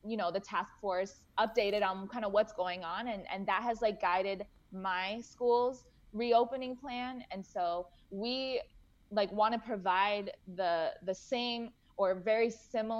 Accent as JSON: {"language": "English", "town": "Boca Raton", "region": "Florida", "country": "United States", "tie": "born or raised there", "also_born_or_lived": "Gainesville", "said": "I grew up in Boca Raton, so I'm Jewish."}